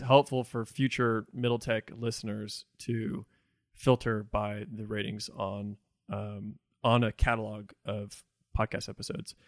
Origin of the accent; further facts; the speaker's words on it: Evansville, Indiana, United States; also born or lived in Jacksonville, Florida; I was born in Florida, in Jacksonville. Uh, I lived there till I was ten. And then I moved to Evansville, Indiana. Uh, and I identify as a Hoosier.